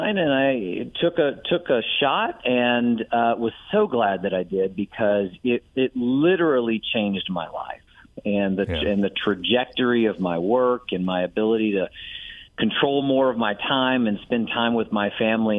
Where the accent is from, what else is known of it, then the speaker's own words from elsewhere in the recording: Bowling Green, Kentucky, United States; moved away as an adult; also born or lived in Atlanta / Washington, D.C. / New York / Houston; now in Tennessee, United States; I grew up in Bowling Green, Kentucky